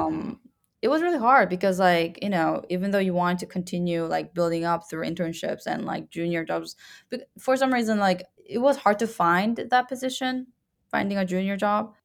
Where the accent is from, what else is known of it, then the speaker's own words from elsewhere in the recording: Canada; moved away as an adult; I'm Canadian